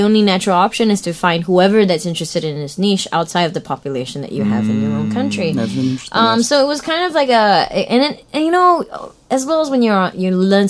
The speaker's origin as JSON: {"language": "English", "country": "Singapore", "tie": "born or raised there", "also_born_or_lived": "Los Angeles, United States / New York, United States", "said": "I was born in Singapore, born and bred all my life, mm-hmm. the whole way through. And I only left Singapore for the first time in 2011 to Los Angeles, California."}